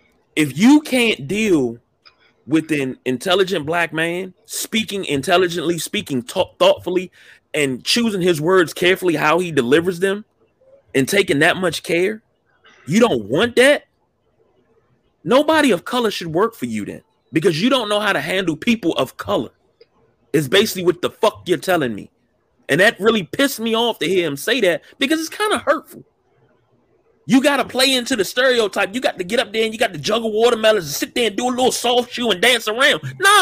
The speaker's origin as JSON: {"language": "English", "town": "Baltimore", "region": "Maryland", "country": "United States", "said": "I'm from Baltimore. I'm from the city. I'm from Baltimore City. Fuck Baltimore County."}